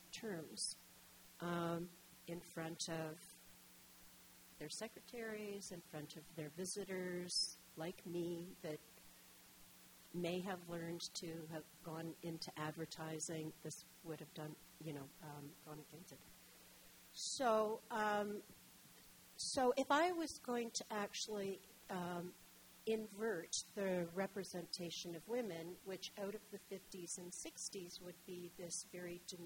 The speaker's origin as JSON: {"language": "English", "town": "Detroit", "region": "Michigan", "country": "United States", "tie": "born or raised there", "also_born_or_lived": "Guelph, Canada", "moved": "as an adult", "lives_now": "Toronto, Canada", "said": "I grew up in Detroit"}